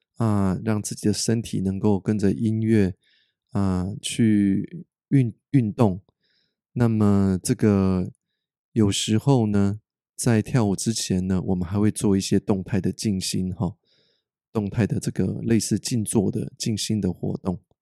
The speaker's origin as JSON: {"language": "Chinese", "country": "Taiwan", "also_born_or_lived": "North America", "moved": "yes", "said": "北美生活了十九年的我，就好像是个一半的外国人一样。我时常鼓励大家多跟身边的人说出真心话，因为我们台湾人呐"}